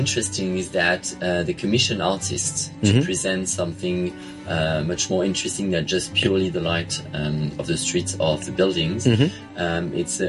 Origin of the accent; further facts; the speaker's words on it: Lyon, Auvergne-Rhône-Alpes, France; moved away as an adult; now in Hong Kong; So I'm French. I was actually born in Lyon, which is a city where we already have a very big light festival called the Fête des Lumières.